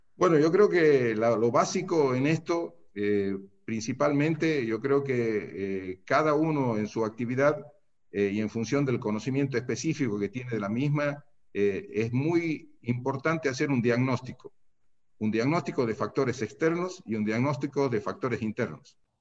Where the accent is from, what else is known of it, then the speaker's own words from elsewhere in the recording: Santiago del Estero, Argentina; accent: santiagueña; moved away as an adult; also born or lived in Tucumán; now in San Miguel de Tucumán, Argentina; he nacido en Santiago, he hecho mi escuela primaria y secundaria en Santiago del Estero